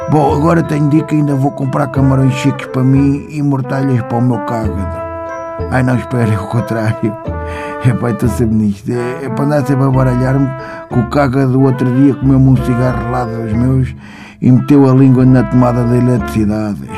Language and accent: Portuguese; Moscavide, Lisbon, Portugal; sou de Moscavide.